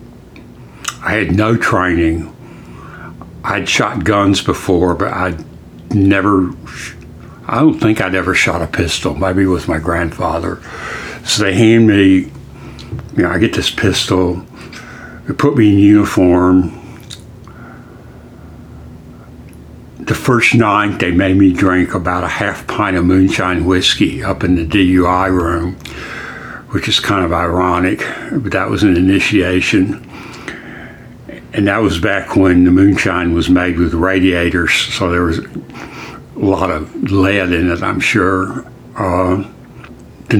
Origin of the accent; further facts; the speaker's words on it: Decatur, Alabama, United States; also born or lived in Tennessee; I was raised in Decatur, Alabama